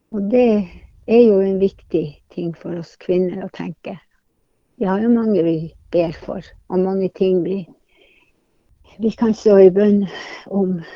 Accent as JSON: {"language": "Norwegian", "town": "Hammerfest", "region": "Finnmark", "country": "Norway", "tie": "born or raised there", "moved": "yes", "lives_now": "Tromsø, Norway", "said": "hjembyen min, Hammerfest"}